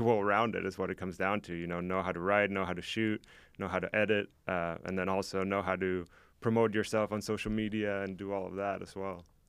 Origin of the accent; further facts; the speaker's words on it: Mexico; now in Oskaloosa, United States; I am from Mexico, so I grew up with soccer